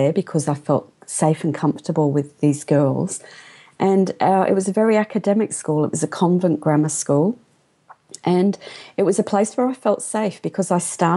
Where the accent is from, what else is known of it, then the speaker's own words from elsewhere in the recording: London, United Kingdom; I was born in London, and my father came to England from India